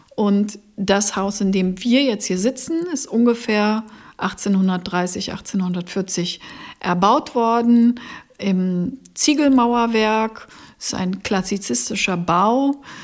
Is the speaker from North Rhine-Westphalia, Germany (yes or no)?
no; Potsdam, Brandenburg, Germany; moved away as an adult; also born or lived in West Germany; now in Eickelberg, Germany; Ich bin in Potsdam geboren. Ich bin auch in der Nähe von Potsdam aufgewachsen